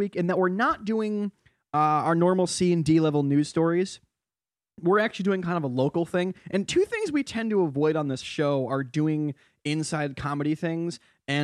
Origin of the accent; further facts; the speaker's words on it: Connecticut, United States; I'm from Connecticut